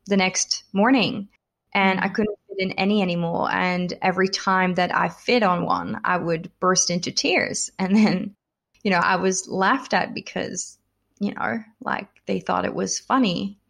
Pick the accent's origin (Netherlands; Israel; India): Netherlands; also born or lived in United States; now in Melbourne, Australia; I'm originally from the Netherlands, so I've kind of been all over